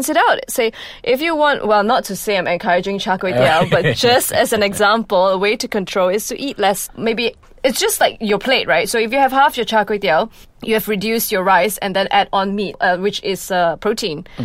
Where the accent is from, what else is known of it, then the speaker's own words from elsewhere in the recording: Malaysia; being a Malaysian